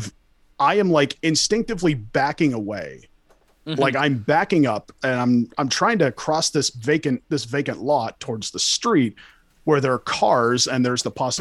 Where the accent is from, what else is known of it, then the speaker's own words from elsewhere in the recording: California, United States; I'm from California. I used to see this shit all the fucking time.